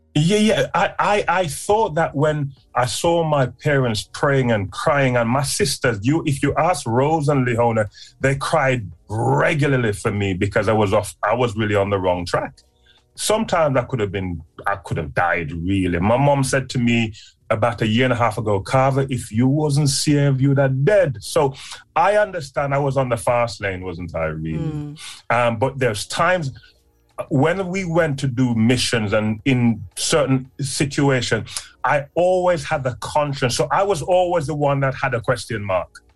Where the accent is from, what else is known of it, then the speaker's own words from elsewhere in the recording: Clarendon, Jamaica; I was born in a place called Clarendon in Jamaica. So I'm me a Jamaican people